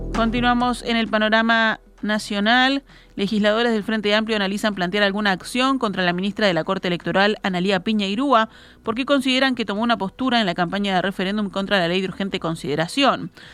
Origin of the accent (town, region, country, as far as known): Uruguay